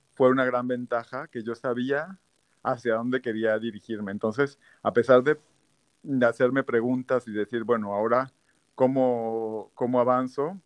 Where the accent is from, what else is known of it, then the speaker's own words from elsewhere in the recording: Tabasco, Mexico; moved away as an adult; also born or lived in Aguascalientes, Mexico / Puebla, Mexico; now in Paris, France; después de Aguascalientes, me fui a Tabasco, eh, crecí en Tabasco, toda mi juventud, la prepa